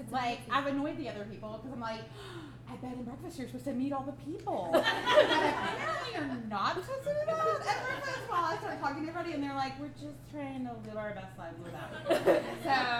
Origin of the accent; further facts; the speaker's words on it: Alabama, United States; I'm from Alabama.